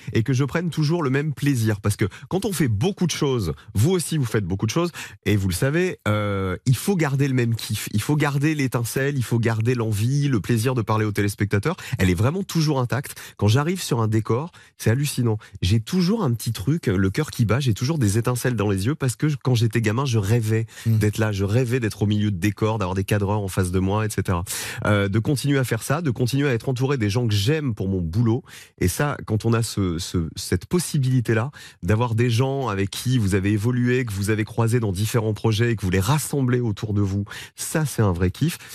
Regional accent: Provence-Alpes-Côte d'Azur, France; moved away; je viens de la Provence, je viens des montagnes, du soleil, euh, j'y retourne beaucoup, ma maman et ma grand-mère vivent toujours là-bas

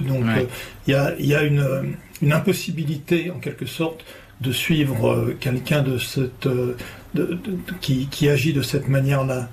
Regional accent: France; chez nous en France

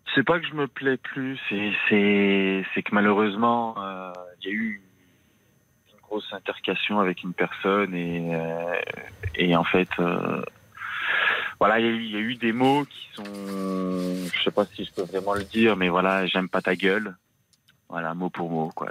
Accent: France; j'étais, j'étais, euh, j'étais en France

